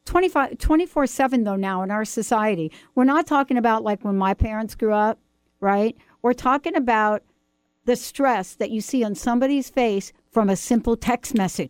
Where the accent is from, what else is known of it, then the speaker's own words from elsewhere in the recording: New York, United States; I'm from New York